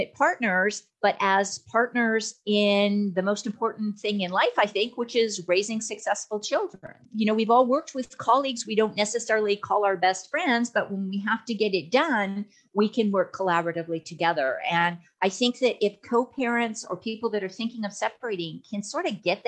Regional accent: Alberta, Canada; now in Texas, United States; even though I'm in Texas, I'm from Alberta, so I spent a lot of time up in the Canadian system

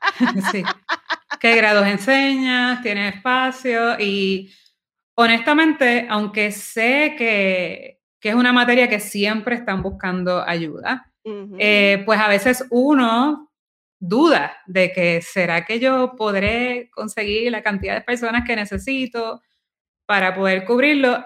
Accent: Guaynabo, Puerto Rico; now in San Juan, Puerto Rico; yo me crié en Guaynabo

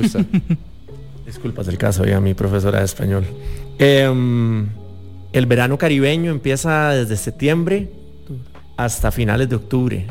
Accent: San José, Costa Rica; yo no soy de Limón, pero me siento igual de orgulloso siendo acá de San José

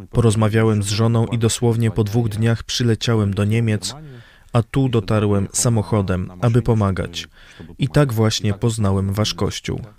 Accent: Kyrgyzstan; also born or lived in Russia; now in United States; Urodziłem się i wcześniej mieszkałem w Kirgizji. Moja babcia pochodziła z Odessy w Ukrainie, ale ja urodziłem się w Kirgizji. W 2009 roku wyemigrowałem z Rosji do Ameryki.

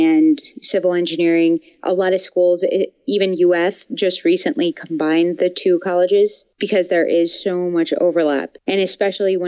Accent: Buffalo, New York, United States; moved away as an adult; also born or lived in Gainesville, Florida; I'm from Buffalo, New York, and I moved to Gainesville, Florida when I transferred schools

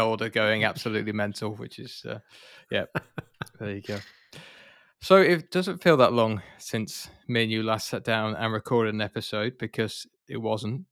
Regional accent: United Kingdom; I'm British

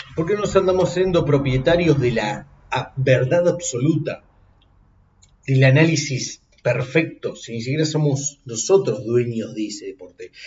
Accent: Argentina; yo como argentino

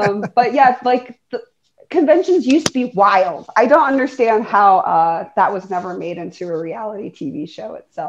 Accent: the East, East Coast, United States; moved away; I'm from the East

